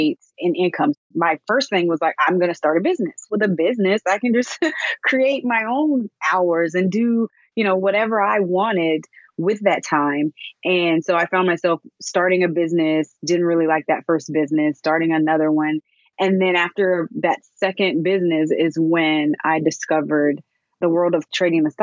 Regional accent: Alabama, United States; I'm originally from Alabama

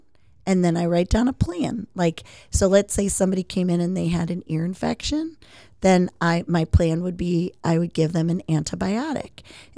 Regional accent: Aurora, United States; But I grew up in Aurora, which isn't too far from where you live or I live.

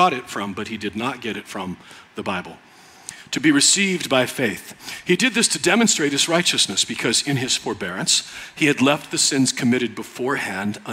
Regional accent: United States; I'm American

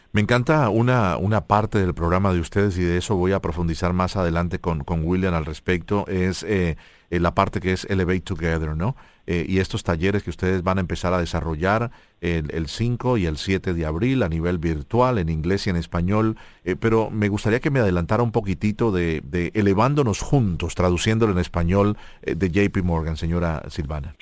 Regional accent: Colombia; yo como colombiano

